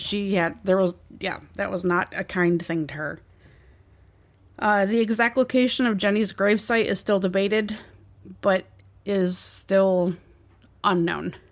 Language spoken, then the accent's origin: English; near Waterford, Michigan, United States; near my hometown